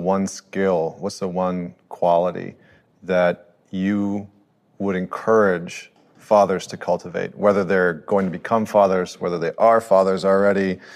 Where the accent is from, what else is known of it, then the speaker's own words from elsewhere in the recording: Canada; I'm a Canadian